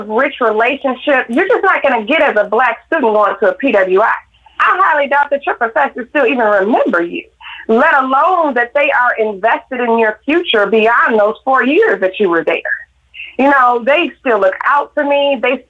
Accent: Detroit, Michigan, United States; Growing up in Detroit, it was over 80% black growing up there.

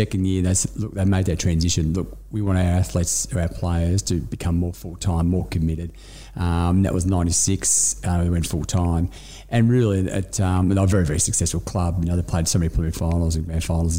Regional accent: Melbourne, Victoria, Australia; I grew up in the northern suburbs. I grew up in Northcote, family in Collingwood.

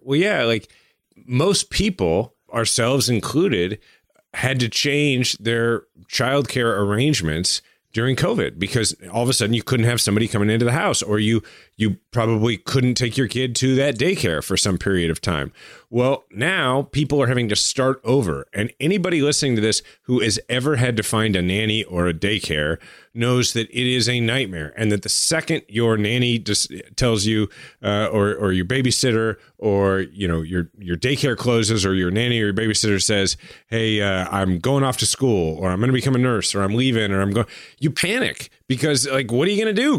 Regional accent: United States; I'm an American

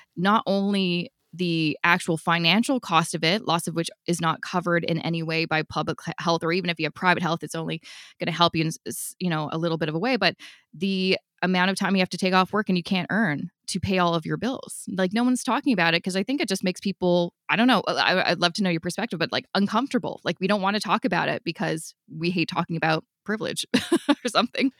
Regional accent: Vancouver, British Columbia, Canada; now in Ontario, Canada; I'm originally from Vancouver

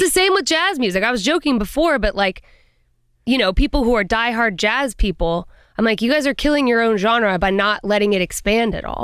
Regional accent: Colorado, United States; I'm from Colorado and I have a big family

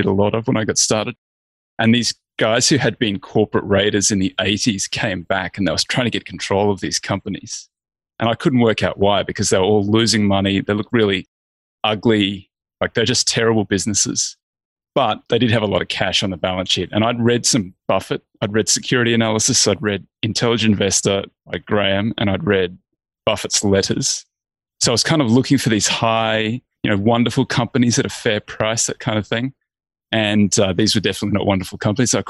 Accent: Australia; I'm Australian. I grew up in a little country town.

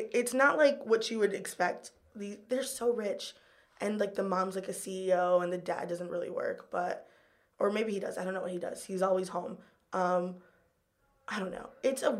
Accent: Kissimmee, Florida, United States; first language Spanish; English is a second language; moved away as an adult; also born or lived in Miami, Florida / St. Cloud, Florida; now in New York City, United States; I lived in Miami when I was very young, but then most of my life I spent in Kissimmee, Florida, which is like next to Orlando.

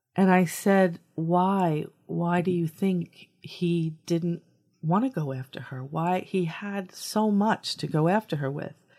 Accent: New York, United States; I, I come from New York

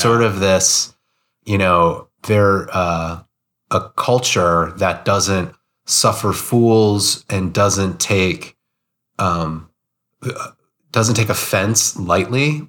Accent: United States; as an American

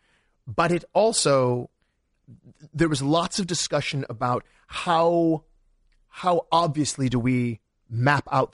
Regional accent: Detroit, Michigan, United States; Detroit, my hometown

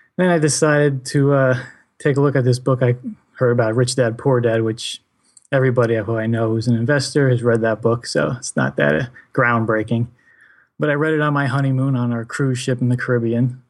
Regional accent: New Jersey, United States; I am from New Jersey

